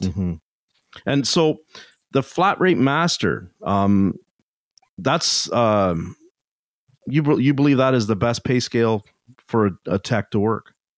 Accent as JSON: {"language": "English", "country": "Canada", "said": "I'm Canadian"}